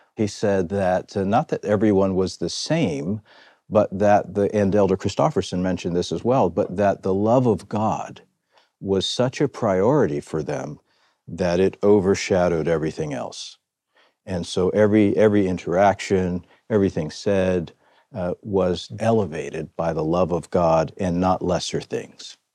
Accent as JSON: {"language": "English", "town": "Philadelphia", "region": "Pennsylvania", "country": "United States", "tie": "born or raised there", "said": "I was born and raised in Philadelphia"}